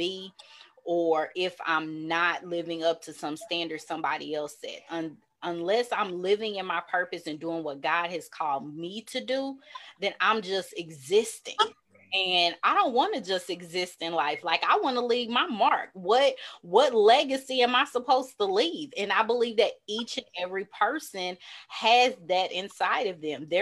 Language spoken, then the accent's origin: English; the South, United States; growing up in the South